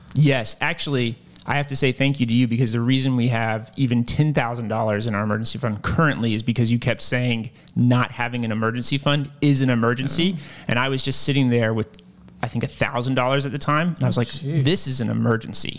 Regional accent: Lynchburg, Virginia, United States; I'm from Lynchburg, Virginia

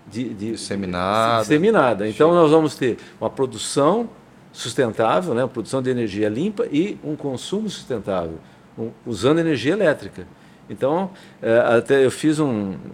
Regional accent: São Paulo, Brazil; eu venho do Sul, né? Eu venho de São Paulo.

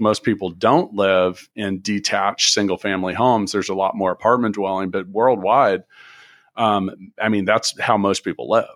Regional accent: Kansas City, United States; moved away; also born or lived in Indianapolis; I grew up in Kansas City

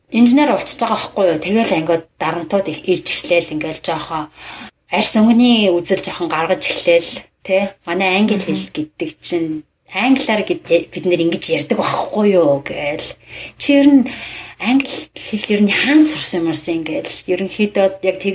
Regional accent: Mongolia; first language Mongolian; moved away as an adult; now in United States; Би монгол хэл миний монгол хэл бол миний төрлөх хэл те.

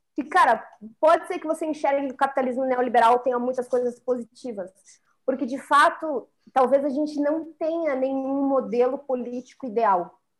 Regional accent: Brazil; nós, como brasileiros

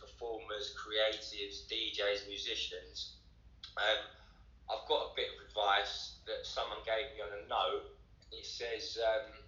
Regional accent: London, United Kingdom; also born or lived in Wales / south coast of England (Portsmouth area); I think probably 9, 10, I was in London, and then, yeah, obviously, done a few years in London.

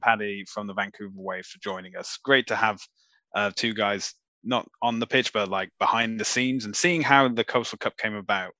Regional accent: United Kingdom; I'm British

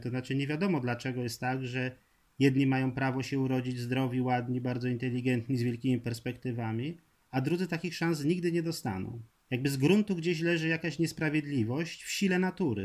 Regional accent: Poland; z Prus Zachodnich, skąd pochodzę

